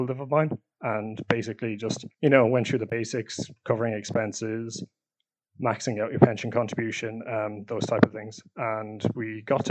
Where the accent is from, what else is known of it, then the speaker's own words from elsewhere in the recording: Galway, Connacht, Ireland; moved away as an adult; also born or lived in Dublin; now in United Kingdom; I'm from Galway, originally from Dublin, but moved when I was 9